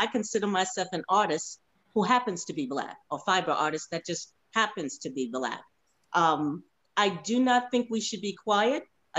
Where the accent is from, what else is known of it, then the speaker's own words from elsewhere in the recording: United States; we as African American artists